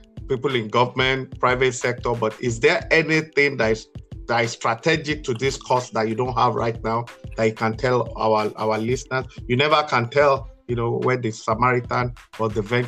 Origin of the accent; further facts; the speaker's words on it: Nigeria; growing up in Nigeria myself